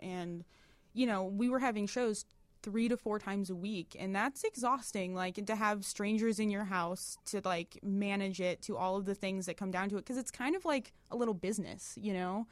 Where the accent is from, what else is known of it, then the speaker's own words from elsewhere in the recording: Detroit, Michigan, United States; moved away as an adult; now in Chicago, United States; I'm, we're from Detroit originally.